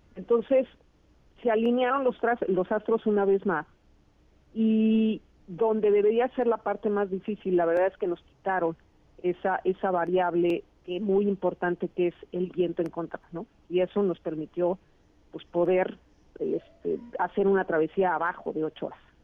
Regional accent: Mexico; somos las mujeres mexicanas

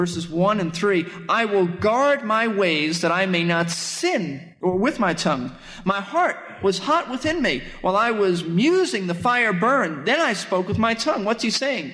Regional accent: New York City, New York, United States; I grew up in Brooklyn, New York

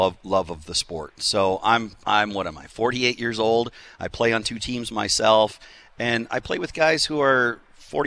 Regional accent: Superior, Wisconsin, United States; now in Milwaukee, United States; I grew up in Superior, Wisconsin

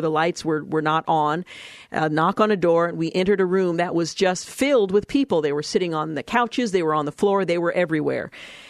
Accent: United States; I'm an American girl.

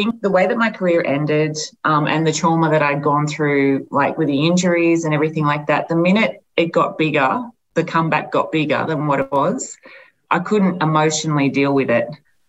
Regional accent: Albury, New South Wales, Australia; you know, I'm from Albury, so it's not as if I'm not getting a lot of external pressure there.

